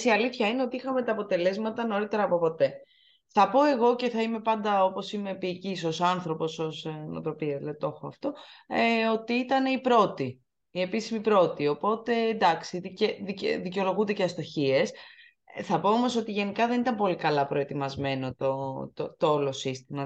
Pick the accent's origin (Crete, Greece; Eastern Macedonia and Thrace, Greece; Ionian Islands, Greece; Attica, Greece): Ionian Islands, Greece; Corfu; που είμαι από την Κέρκυρα